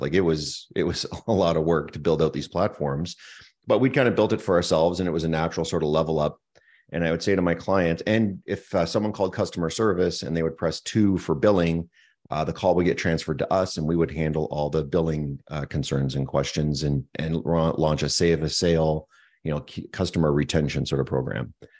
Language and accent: English; Moncton, New Brunswick, Canada; moved away as an adult; also born or lived in Montreal, Quebec; now in Kelowna, Canada; born and raised on the east coast of Canada in a small little town called Moncton, New Brunswick